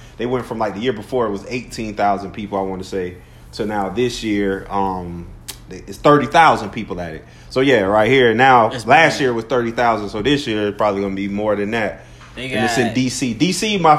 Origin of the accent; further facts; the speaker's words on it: Orlando, Florida, United States; because I'm from Orlando.